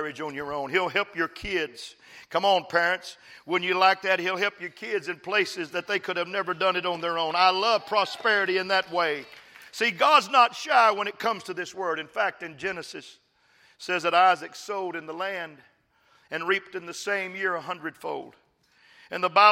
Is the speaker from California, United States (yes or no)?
no; West Texas, United States; moved away; also born or lived in Dallas; I'm from West Texas, folks. And I'm from the poor part of West Texas. I'm a sharecropper's son